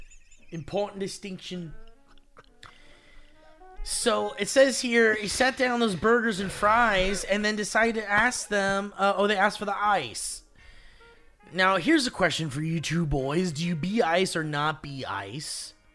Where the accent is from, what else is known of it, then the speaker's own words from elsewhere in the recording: Australia; My answer as an Australian